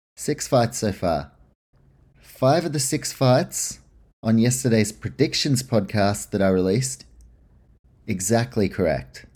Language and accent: English; Australia; being Australian